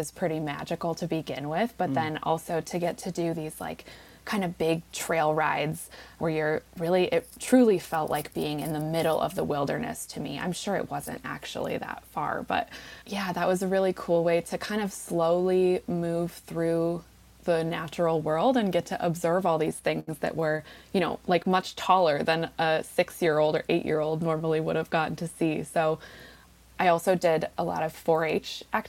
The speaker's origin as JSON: {"language": "English", "town": "Golden", "region": "Colorado", "country": "United States", "tie": "born or raised there", "moved": "yes", "said": "I grew up in the Front Range in Colorado, a little west of Denver, in a little town called Golden"}